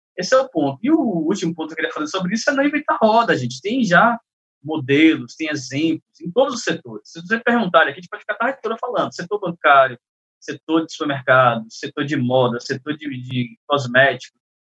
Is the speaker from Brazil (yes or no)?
yes; Salvador, Bahia, Brazil; Eu sou de Salvador, mas eu ando muito em São Paulo.